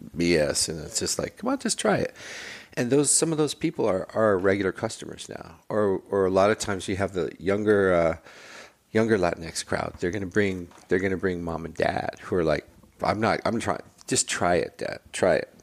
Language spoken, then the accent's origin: English; Highland Park, United States; I grew up in Highland Park. I was born a mile away from where our pop-up is